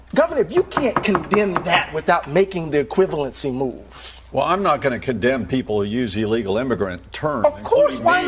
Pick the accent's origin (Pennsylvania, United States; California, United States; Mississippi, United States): Mississippi, United States; we grew up in Mississippi.